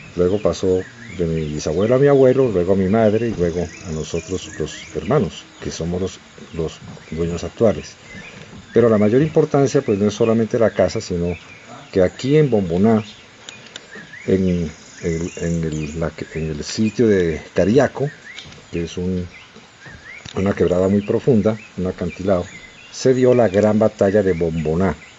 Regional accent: Pasto, Nariño, Colombia; los pastuzos pues también somos colombianos

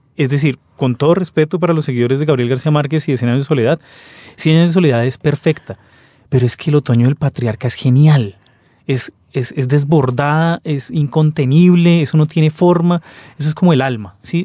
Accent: Colombia; somos colombianos

